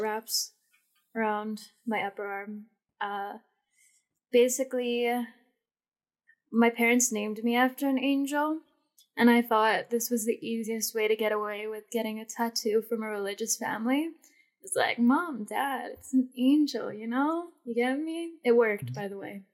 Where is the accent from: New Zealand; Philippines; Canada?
Philippines; I'm Filipino